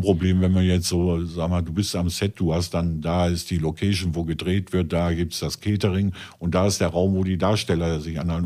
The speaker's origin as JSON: {"language": "German", "region": "North Rhine-Westphalia", "country": "Germany", "said": "bei uns in NRW"}